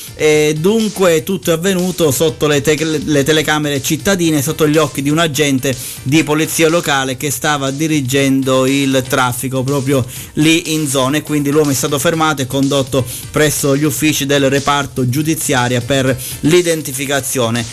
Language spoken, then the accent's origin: Italian; Sicily, Italy; dalle nostre parti in Sicilia